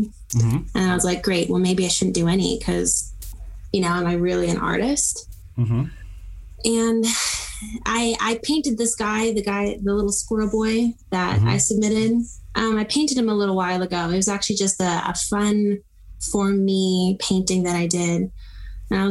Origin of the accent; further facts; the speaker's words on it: Texas, United States; I'm from Texas.